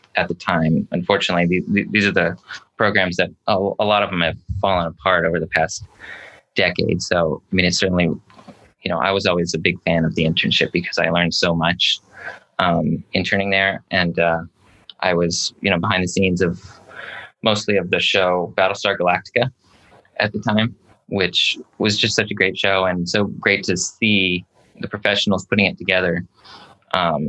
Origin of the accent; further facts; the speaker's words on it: Colorado, United States; moved away as an adult; also born or lived in California; I grew up in Colorado.